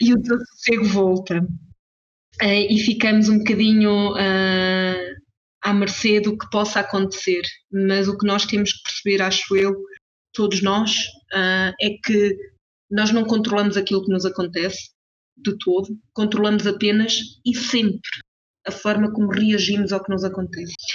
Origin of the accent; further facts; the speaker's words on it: Portugal; moved away as an adult; now in Switzerland; Nasci, cresci e estudei em Portugal